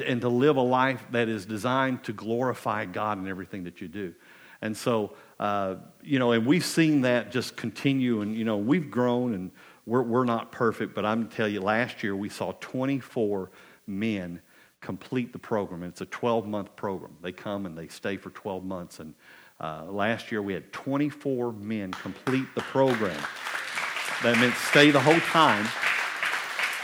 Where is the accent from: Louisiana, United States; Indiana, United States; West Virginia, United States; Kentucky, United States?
Kentucky, United States; Booneville; moved away as an adult; also born or lived in Pineville, Kentucky; now in Clay County, United States; I grew up in Owsley County, you know, the big northern city above Clay County